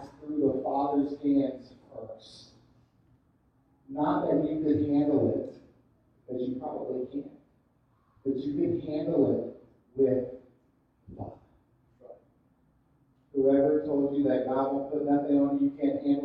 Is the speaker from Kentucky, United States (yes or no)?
no; Fort Lauderdale, Miami area, South Florida, United States; I grew up in South Florida, Fort Lauderdale, Miami area